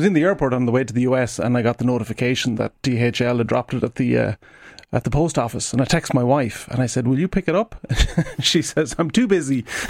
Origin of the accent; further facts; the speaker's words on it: Ireland; being Irish